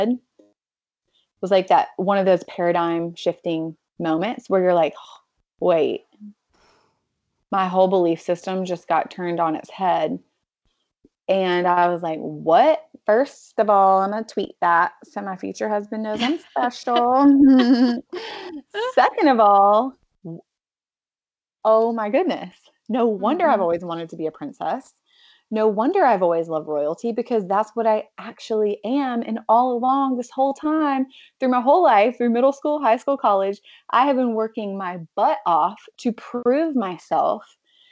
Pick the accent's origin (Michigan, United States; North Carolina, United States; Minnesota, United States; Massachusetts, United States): North Carolina, United States; now in Los Angeles, United States; I am from North Carolina